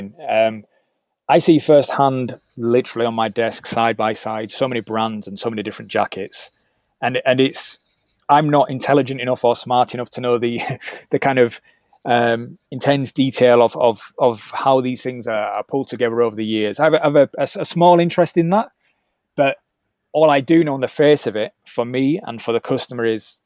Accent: Leeds, Yorkshire and the Humber, United Kingdom; Leeds, which is my hometown

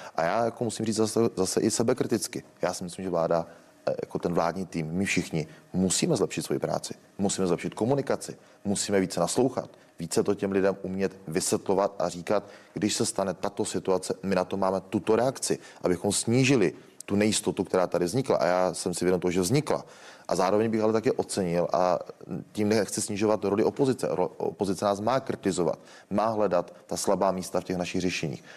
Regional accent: Kokory, Olomouc Region, Czechia; u nás v Roketnici nebo v Kokorách řeší obec, ze které pocházím

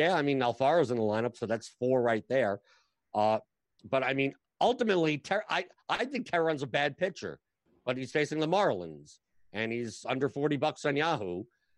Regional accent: New York, United States; I'm from New York.

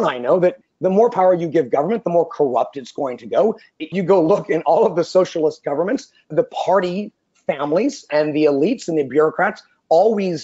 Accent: California, United States; Being a Californian

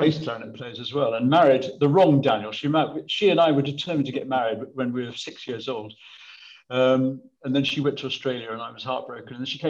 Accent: Birmingham, West Midlands, United Kingdom; also born or lived in Sutton Coldfield; Well, it was thanks to Birmingham schools. Actually, it wasn't Birmingham. It was Sutton Coldfield by then because we'd moved out of Birmingham. We were in Sutton Coldfield and it was the local infant school

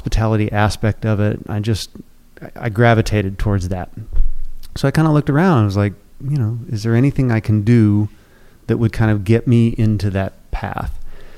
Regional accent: New Hampshire, United States; moved away as an adult; now in Houston, United States; I grew up in New Hampshire

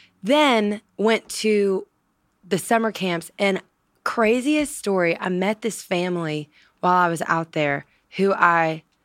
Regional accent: Louisiana, United States; which, hello, I'm from Louisiana, Southern girl at heart.

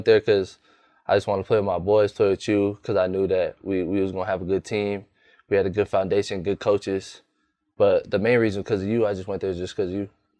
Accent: California, United States; moved away as an adult; also born or lived in Hawaii; now in Tucson, United States; I have a Hawaiian background. I was born in Hawaii, raised in California. I'm a freshman receiver at the University of Arizona.

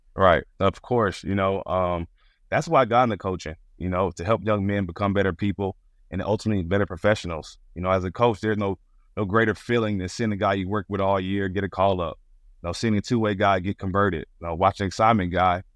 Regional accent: Stone Mountain, Georgia, United States; moved away as an adult; now in New York, United States; I grew up in Stone Mountain, Georgia

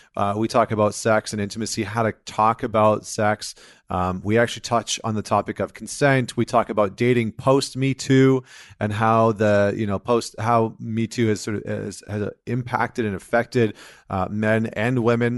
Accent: Alberta, Canada; I'm from Alberta, Canada

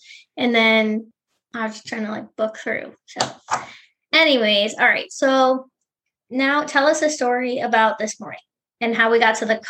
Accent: Cleveland, Ohio, United States; We're from Cleveland

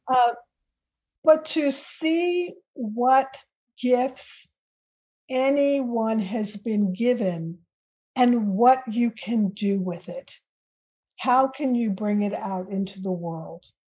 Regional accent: United States; as an American and as a Black American

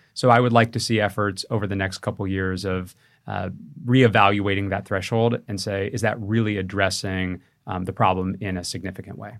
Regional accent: California, United States; Growing up in California

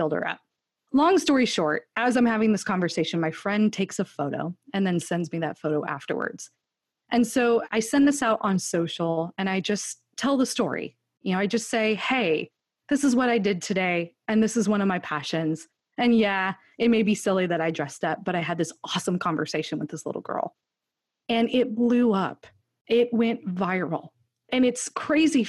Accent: California, United States; now in Austin, United States; I grew up in California

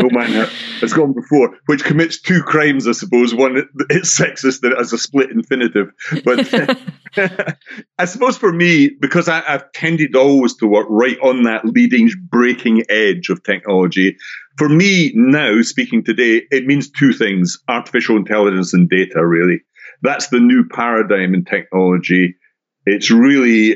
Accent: Scotland, United Kingdom; now in Brighton, United Kingdom; if you have an ear for accents, I'm originally from Scotland, although I'm doing this podcast from England, a place called Brighton on the south coast

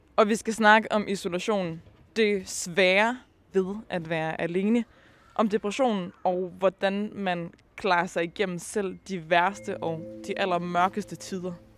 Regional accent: Aalborg, North Denmark Region, Denmark; Jeg er selv fra Aalborg

